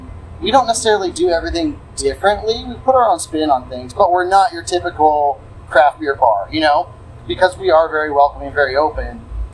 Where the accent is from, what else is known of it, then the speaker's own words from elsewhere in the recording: Lexington, Kentucky, United States; moved away as an adult; I'm from Lexington, Kentucky.